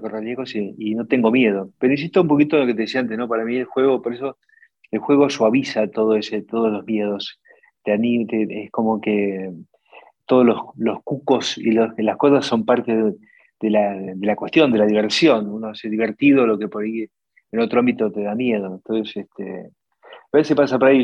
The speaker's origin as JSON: {"language": "Spanish", "country": "Argentina", "said": "la Argentina el, 45% del empleo y el PBI lo generamos las pymes"}